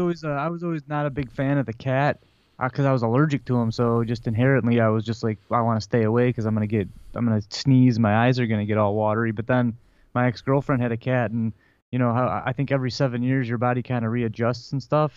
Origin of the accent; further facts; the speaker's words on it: Detroit, Michigan, United States; we're from Detroit. We're you know Red Wings fans.